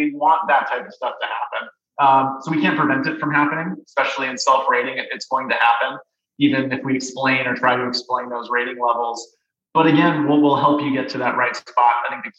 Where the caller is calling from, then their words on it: Denver, Colorado, United States; Because in Colorado, I'm calling from Denver.